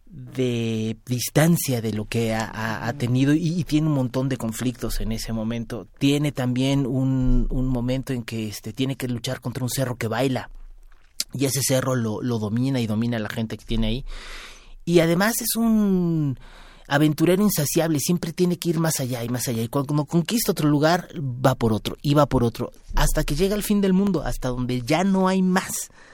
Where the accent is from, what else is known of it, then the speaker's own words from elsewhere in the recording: Mexico; somos nosotros los mestizos mexicanos